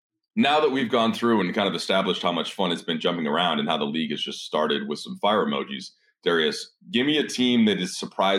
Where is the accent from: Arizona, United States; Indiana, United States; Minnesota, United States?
Minnesota, United States; moved away; I'm from Minnesota, and I used to work for the Wolves for a couple of years